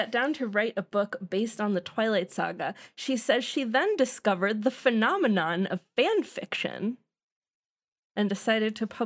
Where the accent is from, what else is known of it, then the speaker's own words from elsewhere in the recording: United States; I'm American.